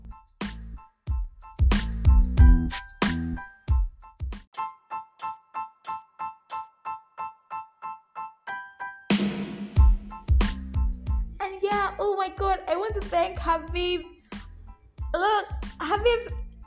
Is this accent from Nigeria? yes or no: yes; Nigeria; I am that Nigerian Christian